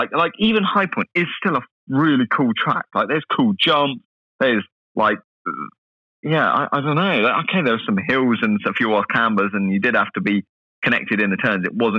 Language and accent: English; United States; You know, I'm American.